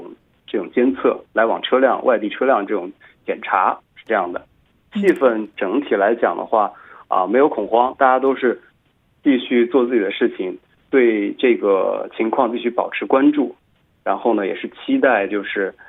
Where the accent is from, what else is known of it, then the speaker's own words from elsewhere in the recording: Xiangyang, Hubei, China; 而我的家乡襄阳的确认人数呢是七十人，是这样的一个数据。